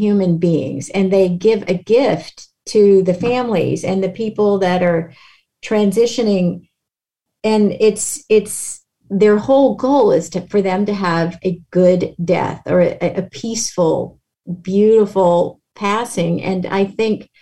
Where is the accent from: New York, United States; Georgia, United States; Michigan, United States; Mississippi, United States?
Mississippi, United States; moved away as an adult; now in Pacific Northwest, United States; growing up in Mississippi